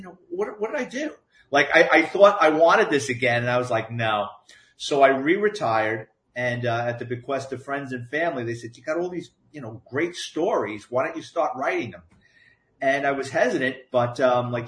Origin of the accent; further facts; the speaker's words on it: New York City, New York, United States; I grew up in the Bronx